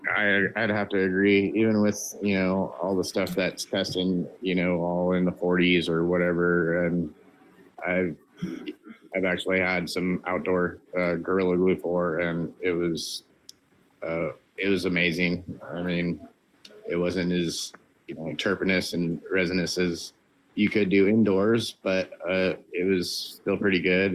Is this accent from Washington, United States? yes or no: yes; Washington, United States; I'm from Washington State